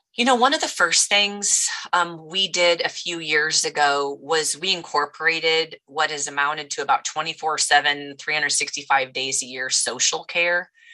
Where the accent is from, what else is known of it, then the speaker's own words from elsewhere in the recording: United States; I grew up here in the Quad Cities, which is home to John Deere.